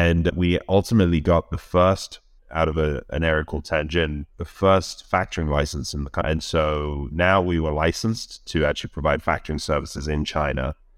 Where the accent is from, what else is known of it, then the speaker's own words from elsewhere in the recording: London, United Kingdom; moved away as an adult; now in United States; I grew up in London all my life.